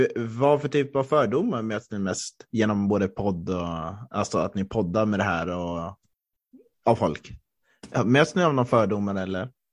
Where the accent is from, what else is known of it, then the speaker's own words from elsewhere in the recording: Östersund, Jämtland, Sweden; moved away; jag är uppvuxen i Norrland, jag är riktig norrlänning